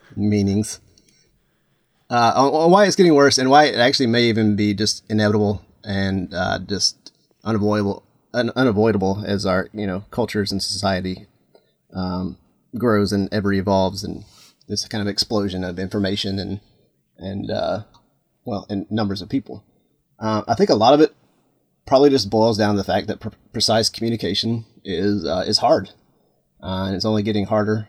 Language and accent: English; Atlanta, Georgia, United States; now in Florida, United States; I grew up in Atlanta